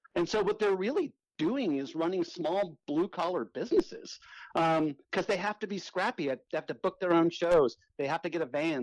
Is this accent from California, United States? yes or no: yes; South Bay, Southern California, United States; I grew up in Southern California uh, in an area called the South Bay, which is you know Redondo Beach, Manhattan Beach, Hermosa Beach